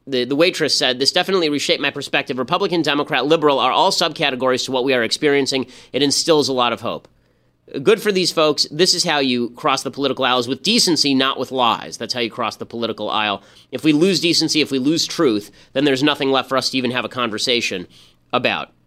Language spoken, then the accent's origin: English; California, United States; I'm from California